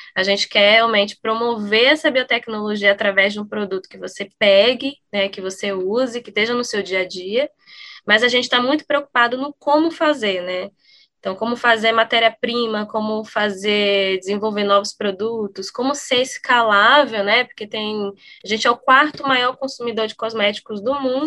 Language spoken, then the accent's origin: Portuguese; Brazil; eu pessoalmente sendo brasileira